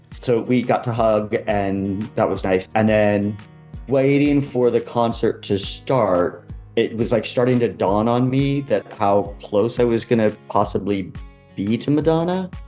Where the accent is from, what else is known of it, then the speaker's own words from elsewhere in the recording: California, United States; moved away as an adult; also born or lived in Los Angeles; now in New York, United States; I, grew up in California and I lived in LA a couple different times in my life.